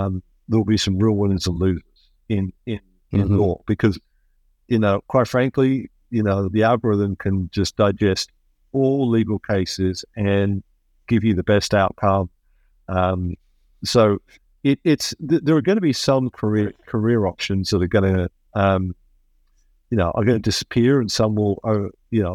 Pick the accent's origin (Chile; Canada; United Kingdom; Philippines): United Kingdom; England; moved away as an adult; now in United States; I am originally English, but I haven't lived there for a long time. And that's partly because I came to a land of opportunity, which is America, and I became American.